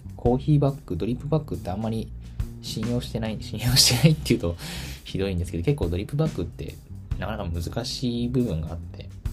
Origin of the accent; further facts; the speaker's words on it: Tokyo, Japan; now in Kyoto, Japan; もちろん私の地元、あ、東京なんですけど、東京は東京でもかなり田舎の方で